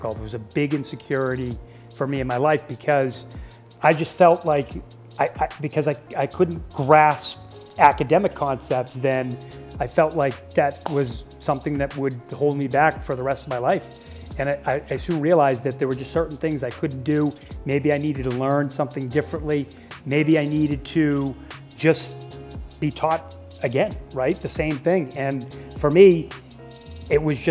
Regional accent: Boston, Massachusetts, United States; I was born in Boston, Massachusetts.

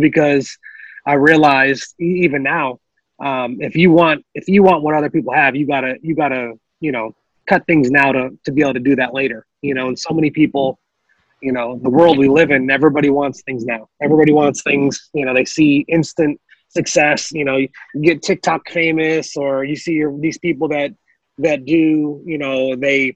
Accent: Toledo, Ohio, United States; moved away as an adult; also born or lived in Youngstown, Ohio / St. Louis, Missouri; born and raised in Toledo in the 419

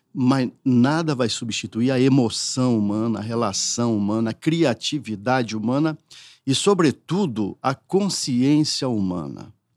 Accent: northern Paraná, Brazil; also born or lived in São José do Rio Preto, São Paulo; now in São Paulo, Brazil; morava numa cidade muito pequena no norte do Paraná

